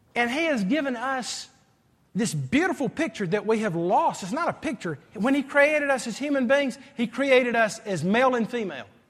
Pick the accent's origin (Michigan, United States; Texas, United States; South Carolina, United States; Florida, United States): South Carolina, United States; Greenville; moved away as an adult; also born or lived in Columbia / Saint Louis, Missouri; the way I grew up in Greenville High School